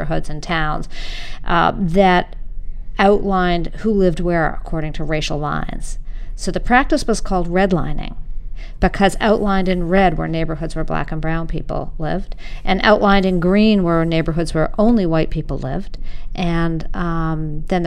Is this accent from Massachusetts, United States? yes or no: yes; Winchester, Massachusetts, United States; I grew up in Winchester, Mass., a white suburb, and north of Boston